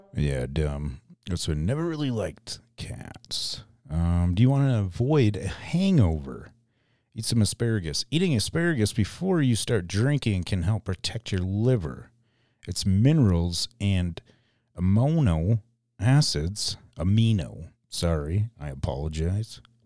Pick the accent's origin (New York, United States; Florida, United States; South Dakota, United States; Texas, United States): South Dakota, United States; Mitchell; born or raised there